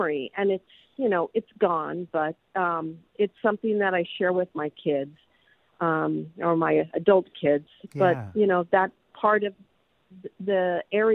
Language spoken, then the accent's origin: English; Los Angeles, California, United States; now in Irvine, United States; I grew up in Granada Hills